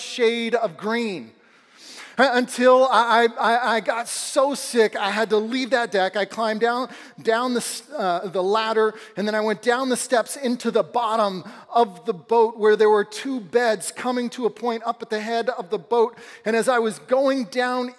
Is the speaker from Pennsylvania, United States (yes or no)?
no; Southern California, United States; Growing up in Southern California